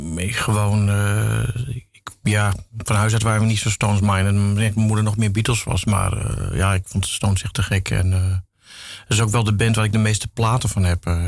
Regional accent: Amsterdam, North Holland, Netherlands; ik ben eigenlijk in West geboren, West-Zuid

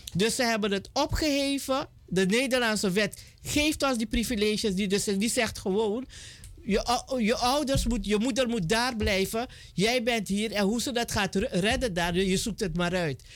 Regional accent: Suriname; ook al zijn we Surinamers

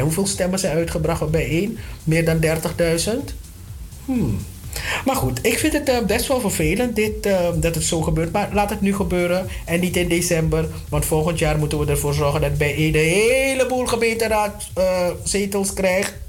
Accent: Suriname; now in Netherlands; wij als Surinamers

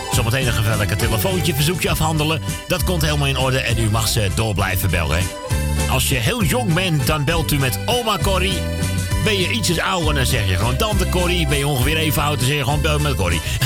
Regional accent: Amsterdam, North Holland, Netherlands; ik ben gewoon uit Amsterdam

